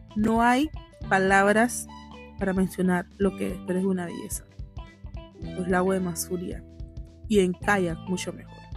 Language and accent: Spanish; Panama; Panamá, obvio, soy panameña